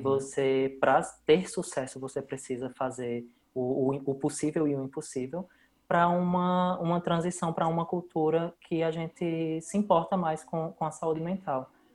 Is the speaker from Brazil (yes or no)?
yes; Brazil; moved away as an adult; eu saí do Brasil